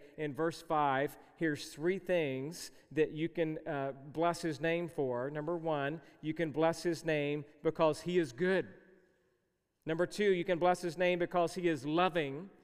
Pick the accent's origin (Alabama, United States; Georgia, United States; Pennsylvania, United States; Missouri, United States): Georgia, United States; where I grew up in the South, I was born and raised in Georgia